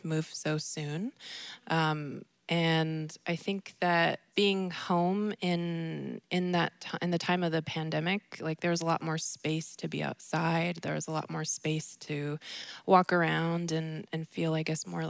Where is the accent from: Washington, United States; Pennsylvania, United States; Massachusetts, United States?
Washington, United States; I'm from Swinomish, and my family are all singers